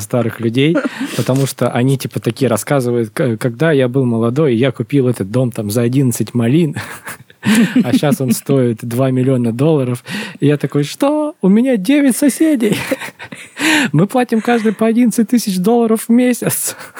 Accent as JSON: {"language": "Russian", "country": "Russia", "said": "мы из России"}